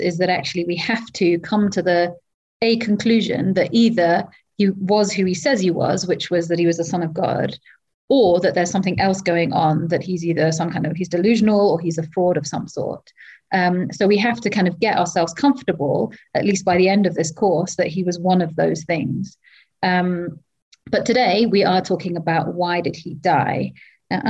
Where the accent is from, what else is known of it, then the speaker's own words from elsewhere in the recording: Wales, United Kingdom; moved away as an adult; now in Kenya; I am not English, I am Welsh